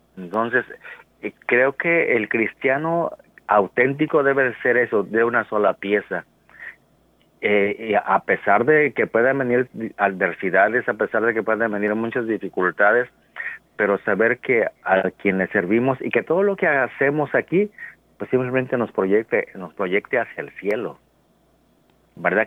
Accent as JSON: {"language": "Spanish", "country": "Mexico", "also_born_or_lived": "United States", "moved": "as an adult", "said": "como todo mexicano decía, bueno, yo voy por seis meses y me regreso"}